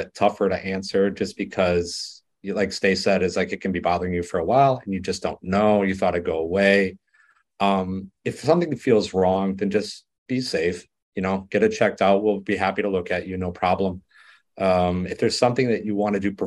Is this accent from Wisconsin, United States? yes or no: yes; Waukesha, Wisconsin, United States; moved away as an adult; also born or lived in Las Vegas, Nevada / Missouri; I'm originally from Waukesha, Wisconsin